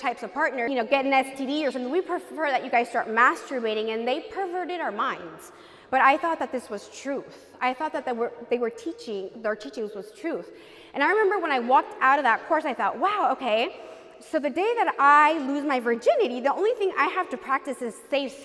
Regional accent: California, United States; I was born in California, and my parents are from Mexico

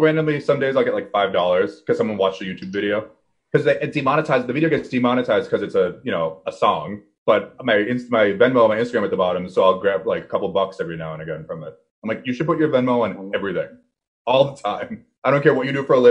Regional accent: Boston, Massachusetts, United States; I'm from Boston

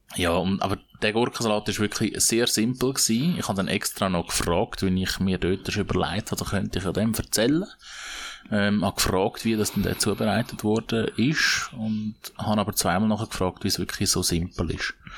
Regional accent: Switzerland; bei uns in der Schweiz

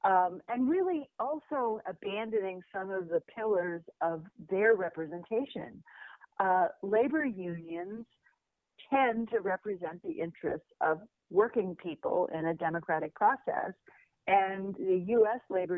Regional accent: Oklahoma, United States; now in New York City, United States; I grew up in Oklahoma. I have relatives in Nebraska, but I went to college in Connecticut, and I've lived in New York City for some 40 years.

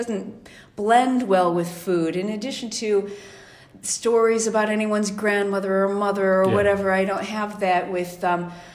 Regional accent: Toledo, Ohio, United States; moved away as an adult; also born or lived in North Dakota; now in Italy; I was raised in Toledo, Ohio.

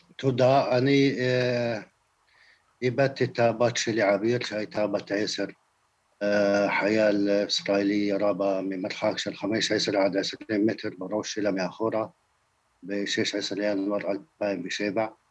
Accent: Palestine

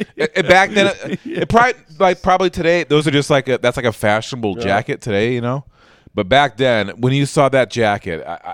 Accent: Story City, Iowa, United States; We grew up in Story City

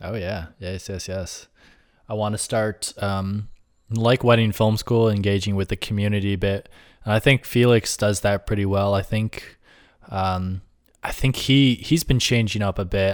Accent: Rochester, New York, United States; moved away as an adult; also born or lived in Buffalo / Brooklyn, New York City; now in New York City, United States; I grew up in Rochester upstate

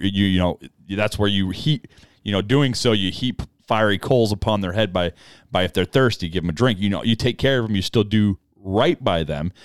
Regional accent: United States; as an American

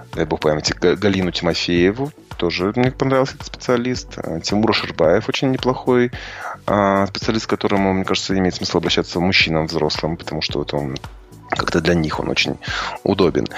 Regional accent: Kazakhstan; мы русскоязычные казахи, да, мы асфальтные казахи

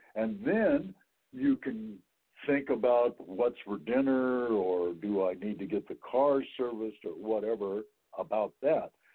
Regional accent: Wichita, Kansas, United States; also born or lived in McPherson, Kansas; now in San Francisco Bay Area, United States; I grew up in Wichita, mm. but then my last two years of high school, we moved to McPherson, Kansas

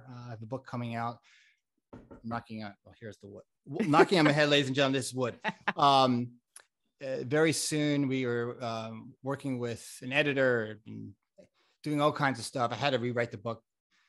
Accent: Florida, United States; also born or lived in Connecticut; now in California, United States; I grew up in South Florida and Connecticut, but I'm here in California almost 20 years

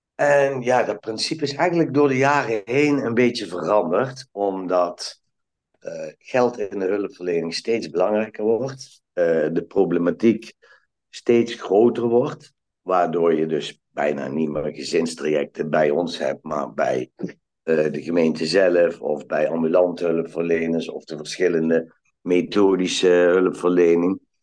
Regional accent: Valkenburg aan de Geul, Limburg, Netherlands; moved away; also born or lived in Eindhoven; ik ben geboren in Valkenburg aan de Geul. En mijn ouders die hadden een hotel

